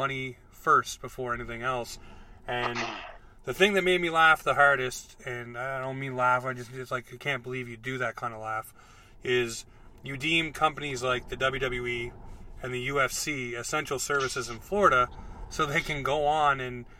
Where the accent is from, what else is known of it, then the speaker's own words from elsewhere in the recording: Ontario, Canada; moved away; I was in Ontario because I was born in Ontario and I lived there until 2003